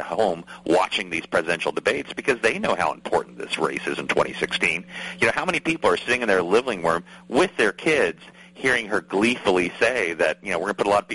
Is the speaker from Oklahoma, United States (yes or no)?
no; West Virginia, United States; my home state of West Virginia